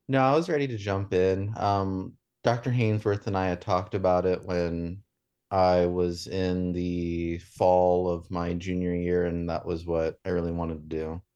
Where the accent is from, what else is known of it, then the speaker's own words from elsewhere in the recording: Staunton, Virginia, United States; I grew up in, um, Midwest Virginia in the Shenandoah Valley in an, in Augusta County. Um, I went to Stanton